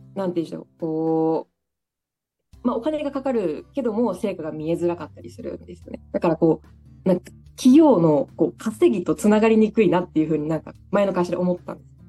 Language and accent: Japanese; Daito, Osaka, Japan; 私の実家が今大東市にあるんですけど